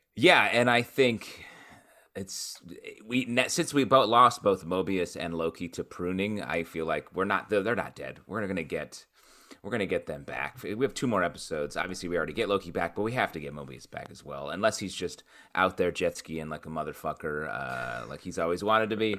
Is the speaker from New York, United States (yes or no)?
yes; Syracuse, New York, United States; I grew up in Syracuse, New York area